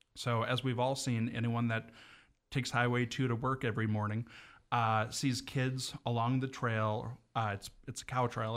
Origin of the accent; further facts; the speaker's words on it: Evergreen, Montana, United States; I am an evergreen kid, uh, born and raised in Evergreen